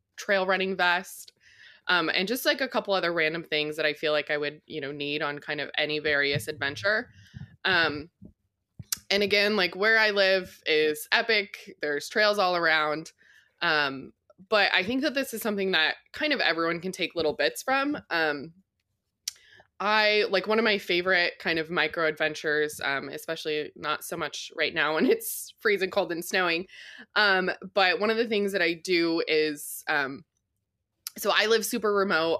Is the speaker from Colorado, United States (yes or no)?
yes; Colorado, United States; I grew up in Colorado